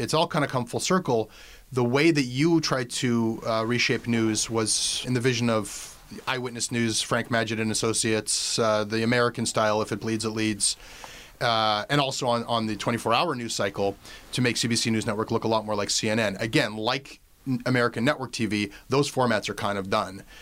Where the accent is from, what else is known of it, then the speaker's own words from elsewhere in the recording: Canada; as a Canadian